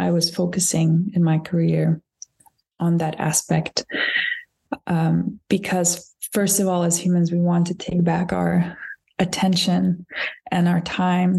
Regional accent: Lithuania; moved away as an adult; also born or lived in Scotland; now in Berlin, Germany; I come from Lithuania, so I come from the Baltic countries

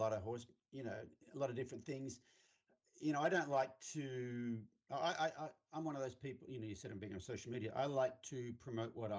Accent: Australia; I grew up, I'm from Australia, in case you can't tell. I grew up on a 1200 acre farm

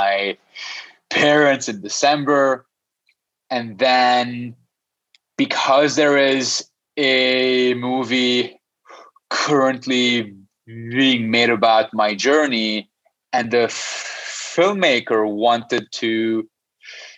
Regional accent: Lebanon; moved away as an adult; now in Toronto, Canada; I was born and raised in the Middle Eastern Lebanon, and my background is Armenian

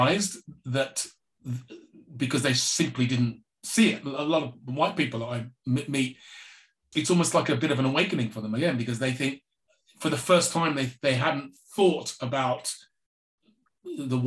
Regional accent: England, United Kingdom; growing up in England had a particular effect on my mental health

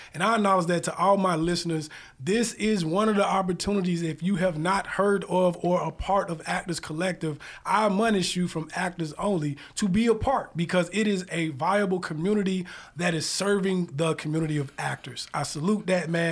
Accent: the South, United States; now in Atlanta, United States; I'm from the South

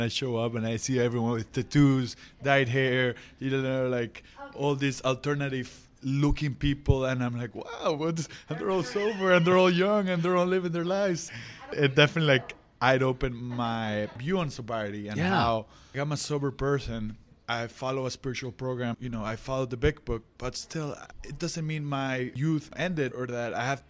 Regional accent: Dominican Republic; I'm from Dominican Republic.

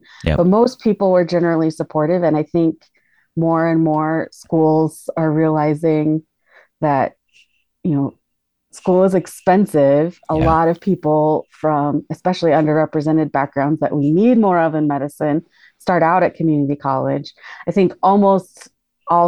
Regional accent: Colorado, United States; moved back to my home state of Colorado

